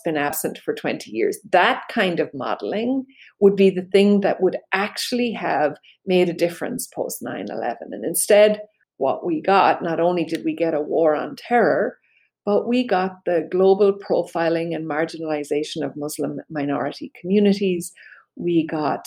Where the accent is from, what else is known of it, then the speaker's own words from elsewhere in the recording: Belfast, Northern Ireland, United Kingdom; I grew up in Belfast